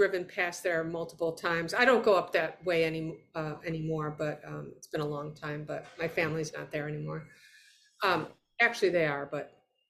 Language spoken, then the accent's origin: English; Rochester, New York, United States; I grew up in Rochester area.